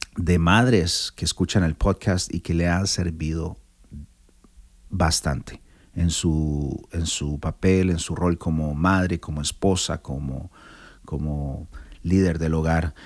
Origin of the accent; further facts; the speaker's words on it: Costa Rica; soy de Costa Rica